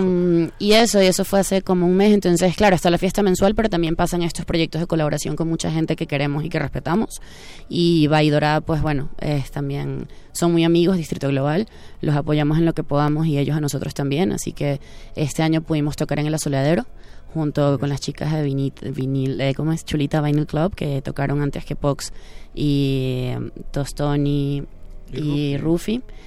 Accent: Venezuela; now in Mexico; nosotros venimos de Venezuela, entonces nuestra cadencia es muy diferente

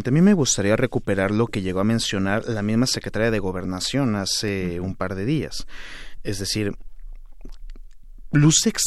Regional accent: Mexico; creo que sí es importante cerrar filas como mexicanos

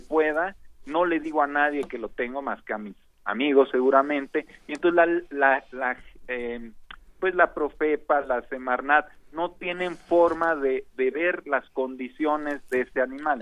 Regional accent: Mexico; como mexicanos

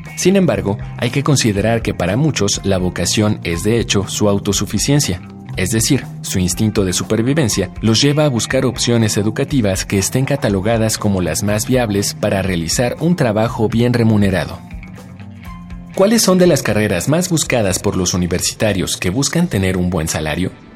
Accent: Guanajuato, Mexico; Soy de Guanajuato Capital

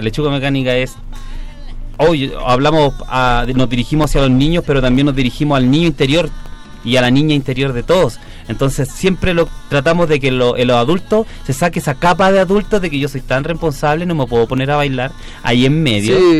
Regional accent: Chile; en mi país.

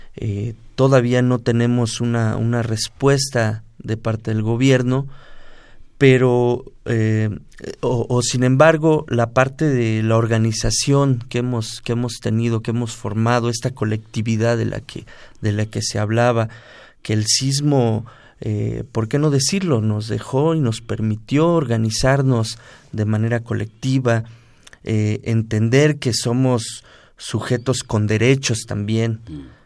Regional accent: Mexico City, Mexico; la colonia del Márquez, de donde yo vengo

